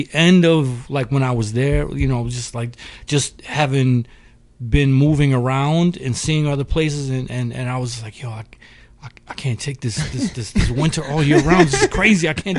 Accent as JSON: {"language": "English", "town": "Rochester", "region": "New York", "country": "United States", "tie": "born or raised there", "said": "I hail from upstate New York, Rochester, New York, to be specific."}